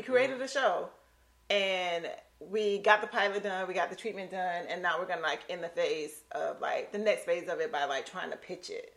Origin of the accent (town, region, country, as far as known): Lake City, Florida, United States; moved away